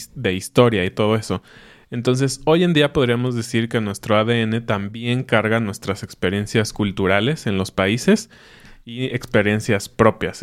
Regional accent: Mexico

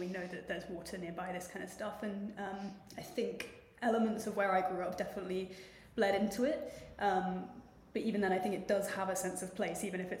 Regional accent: Heswall, North West England, United Kingdom; accent: posh Scouse; I grew up in Heswall, like on the North Wales side, the Flash bit, posh Scouse.

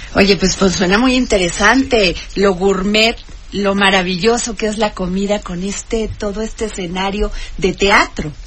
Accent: Veracruz, Mexico; yo soy veracruzana

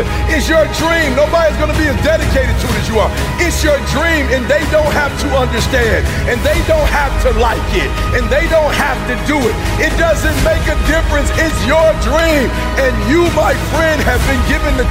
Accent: Detroit, Michigan, United States

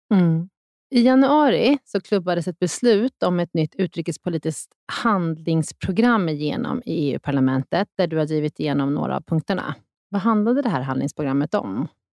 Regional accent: Sweden; vi svenskar

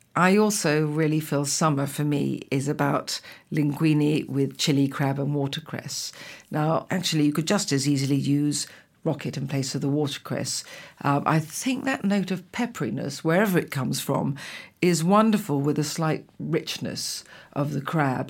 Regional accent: England, United Kingdom; also born or lived in Italy; I'm an English cook

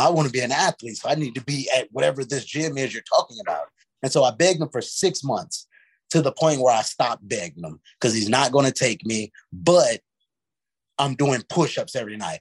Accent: St. Louis, Missouri, United States; the inner city where I grew up in St. Louis

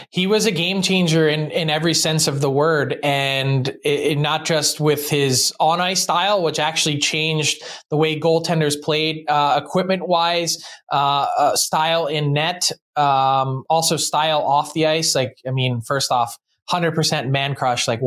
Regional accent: Philadelphia, Pennsylvania, United States

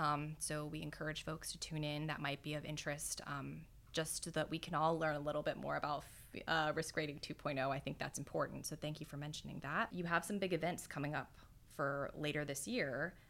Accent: Pittsburgh, Pennsylvania, United States; now in Metairie, United States; I'm originally from Pittsburgh, Pennsylvania. So coming down here, and I'm a first-time home buyer. I just bought a house last year with my husband in Metairie.

